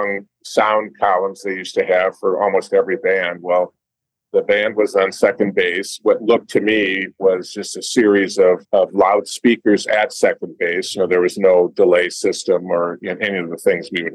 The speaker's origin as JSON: {"language": "English", "town": "St. Louis Park", "region": "Minnesota", "country": "United States", "tie": "born or raised there", "said": "I was raised in St. Louis Park"}